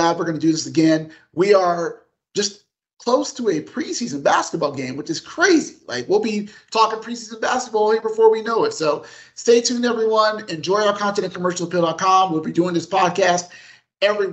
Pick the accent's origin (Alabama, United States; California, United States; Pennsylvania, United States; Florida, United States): California, United States; Los Angeles; growing up in Los Angeles